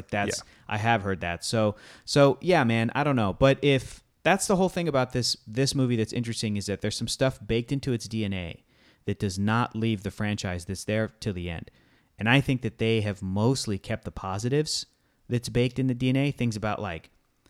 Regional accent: California, United States; I remember growing up in Southern California and hearing that about

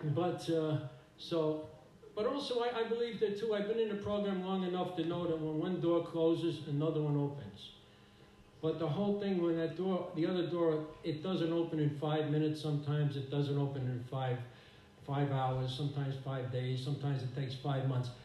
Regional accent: New York City, New York, United States; I grew up in New York City, and uh, and uh, oh, you know, I joined a bunch of gangs when I was a kid

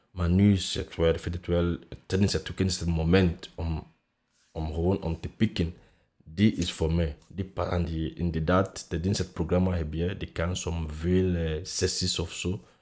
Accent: Nigeria; accent: African; Dutch is a second language; now in Belgium; Ja, Nigeria te gaan

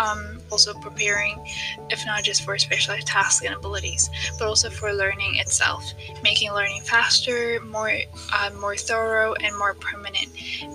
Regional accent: Ethiopia; now in Tanzania; I'm originally from Ethiopia, but I've been living in Tanzania for 6 years now.

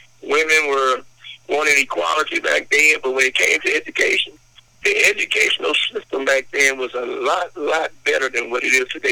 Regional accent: Shreveport, Louisiana, United States; I was born and raised in the Shreveport

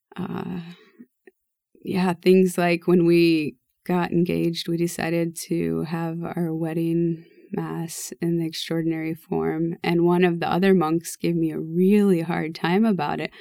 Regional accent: Lincoln Diocese, Nebraska, United States; we grew up in the Lincoln Diocese

